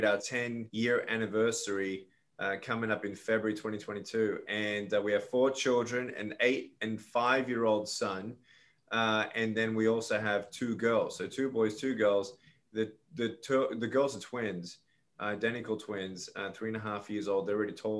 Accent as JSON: {"language": "English", "town": "Melbourne", "region": "Victoria", "country": "Australia", "tie": "born or raised there", "moved": "as an adult", "lives_now": "United States", "said": "I was born in Melbourne, Australia, to Serbian immigrant parents"}